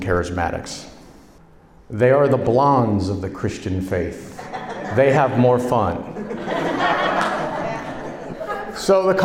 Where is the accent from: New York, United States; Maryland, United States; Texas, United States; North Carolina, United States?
New York, United States; also born or lived in New Jersey; now in Florida, United States; I was born in New Jersey. I was raised in New York. And for most of my life, I have been living in an inferno called Florida